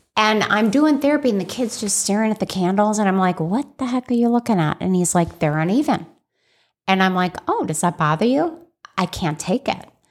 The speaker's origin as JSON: {"language": "English", "town": "Scottsdale", "region": "Arizona", "country": "United States", "tie": "born or raised there", "also_born_or_lived": "Chicago, Illinois", "said": "I grew up in Scottsdale, Arizona, after Chicago, Illinois"}